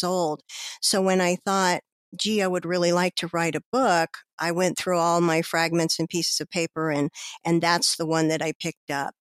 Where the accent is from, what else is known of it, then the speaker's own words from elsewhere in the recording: Colorado, United States; I am a Colorado native.